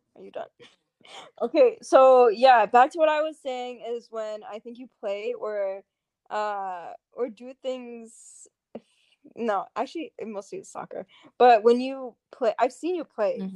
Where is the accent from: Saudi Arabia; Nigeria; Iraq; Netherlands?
Saudi Arabia; moved away; I'm from Saudi